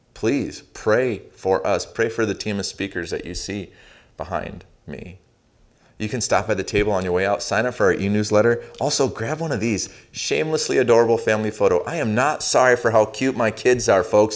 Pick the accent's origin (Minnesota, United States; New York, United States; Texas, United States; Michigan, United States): Minnesota, United States; Saint Paul; I grew up in Saint Paul, Minnesota